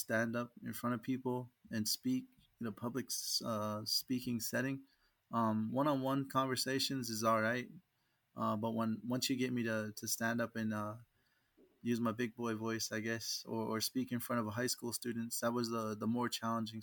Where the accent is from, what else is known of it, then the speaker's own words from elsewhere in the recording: Oklahoma, United States; I ended up getting stationed in my home state